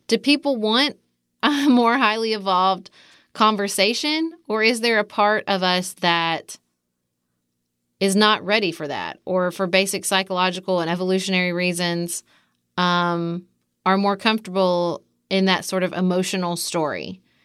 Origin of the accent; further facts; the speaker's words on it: Kentucky, United States; accent: Kentucky, Southern; also born or lived in Washington, D.C.; my Kentucky accent